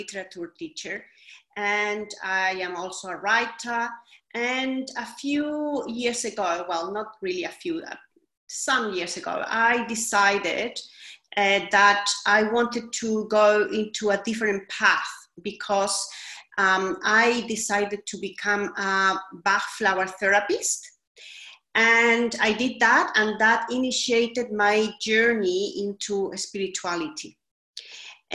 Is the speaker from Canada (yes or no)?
no; Chile; also born or lived in Sydney, Australia; now in London, United Kingdom; I am originally from Chile in South America, but I have lived a long time in Australia